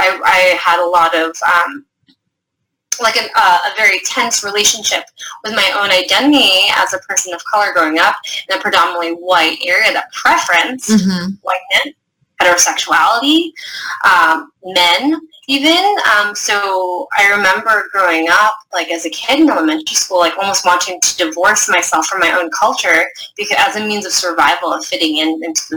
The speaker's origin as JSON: {"language": "English", "region": "New York", "country": "United States", "tie": "born or raised there", "said": "My parents both came from the Philippines separately, met in the States. I'm a New Yorker. I was born in New York, but I am Filipino or Filipinx"}